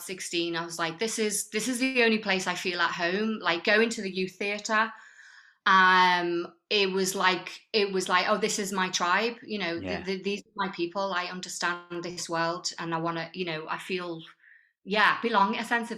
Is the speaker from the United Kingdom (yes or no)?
yes; the Wirral, North West England, United Kingdom; moved away as an adult; also born or lived in London / Brighton; I was brought up on the Wirral, but I left the Wirral when I was aged about 19, 20, and then lived in London for 12 years